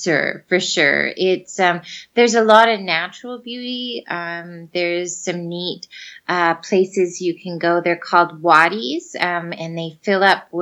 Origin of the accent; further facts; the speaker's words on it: Fort McMurray, Alberta, Canada; moved away as an adult; I'm from Fort McMurray and it gets to minus 50